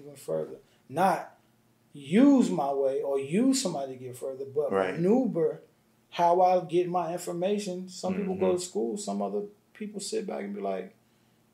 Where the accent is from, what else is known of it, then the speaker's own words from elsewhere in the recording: Yonkers, New York, United States; I'm from Yonkers, New York. So I was born and raised on the same block as ….